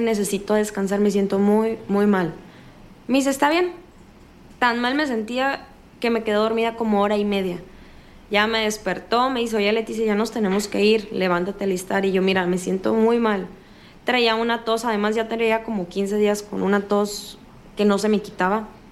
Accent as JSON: {"language": "Spanish", "region": "northern Mexico", "country": "Mexico", "accent": "norteño"}